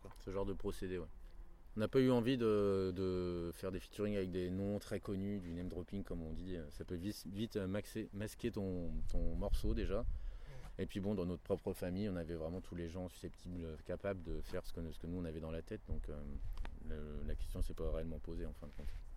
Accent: Reims, Grand Est, France; now in Paris, France; J'habite à Paris, mais bon, on vient de Reims, on s'est rencontrés à Reims il y a très très longtemps

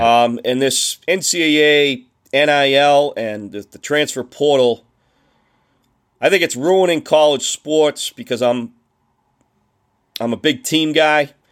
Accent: Boston, Massachusetts, United States; accent: Boston; moved away; my professor at Boston University said I would never be able to be understood with my Boston accent.

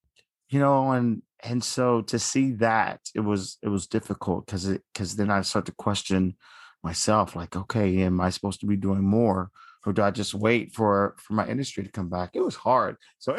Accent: Dallas, Texas, United States; I'm from Dallas, Texas.

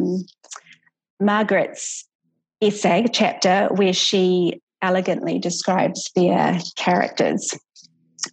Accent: New Zealand; as a New Zealander

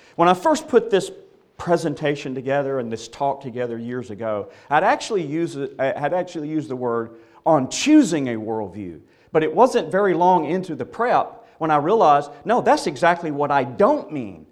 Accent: Mississippi, United States; I was born and reared in Mississippi

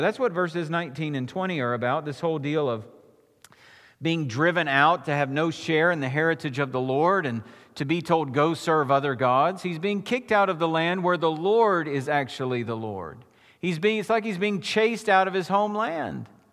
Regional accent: United States; as American Christians

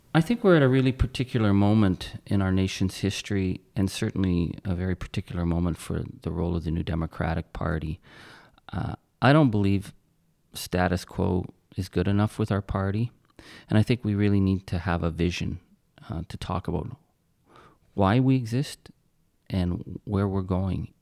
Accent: Timmins, Ontario, Canada; I was born in Timmins, Ontario

